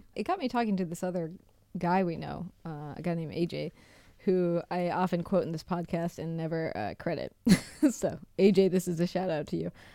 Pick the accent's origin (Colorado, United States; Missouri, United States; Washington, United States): Washington, United States; Seattle; moved away; I come from Seattle